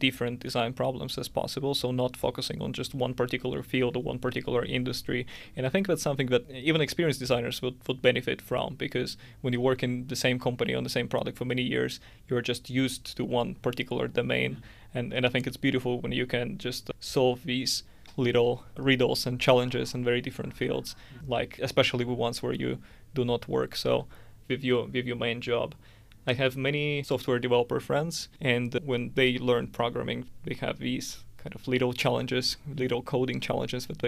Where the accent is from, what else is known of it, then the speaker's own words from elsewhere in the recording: Siberia, Russia; moved away as an adult; now in Helsinki, Finland; I'm originally from Siberia